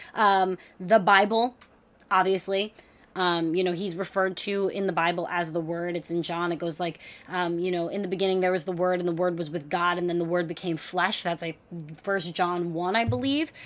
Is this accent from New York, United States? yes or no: yes; New York, United States; as a New Yorker